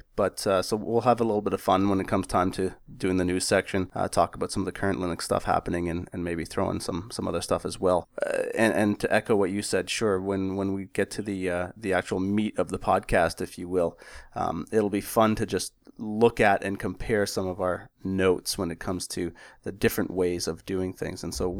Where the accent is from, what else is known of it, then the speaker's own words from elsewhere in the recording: Canada; As a Canadian and a hockey player